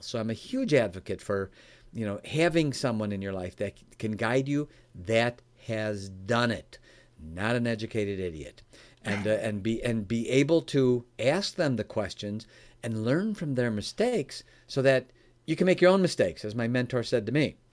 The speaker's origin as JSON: {"language": "English", "town": "Chicago", "region": "Illinois", "country": "United States", "tie": "born or raised there", "moved": "yes", "lives_now": "Michigan, United States", "said": "I was raised in Chicago, Illinois. I live in Michigan now"}